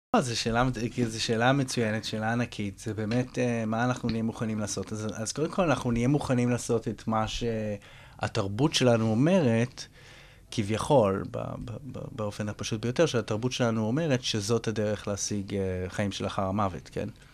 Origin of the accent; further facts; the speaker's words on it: Israel; הזהות שלי כישראלי